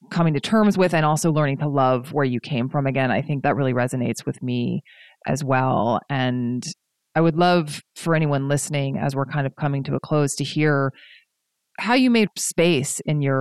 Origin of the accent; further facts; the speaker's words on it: East Coast, United States; now in Pacific Northwest, United States; especially growing up on the East Coast and in the South, and then coming to the Pacific Northwest where the communication style is a lot less blunt.